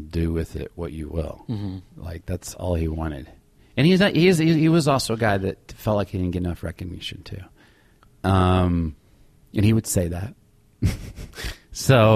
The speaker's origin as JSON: {"language": "English", "town": "Little Rock", "region": "Arkansas", "country": "United States", "tie": "born or raised there", "also_born_or_lived": "Chicago / New York City / Los Angeles", "moved": "yes", "said": "I grew up in Little Rock"}